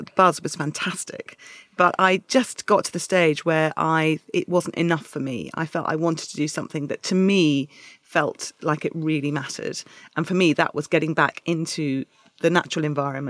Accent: Dorset, South West England, United Kingdom; I grew up in Dorset

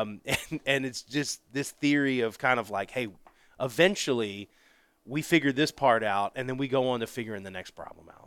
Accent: Pensacola, Florida, United States; moved away; I grew up in very blue collar, Pensacola, Florida, great town, my hometown

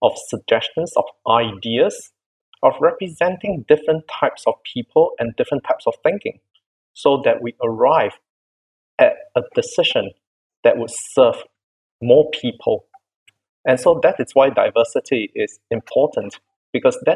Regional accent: Singapore; I'm from Singapore. I work at the National Institute of Education. And I'm privileged to be able to help my country develop teacher leaders

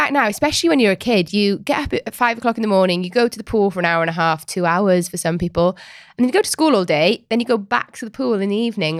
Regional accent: Wales, United Kingdom; Rugby. We're Welsh, remember?

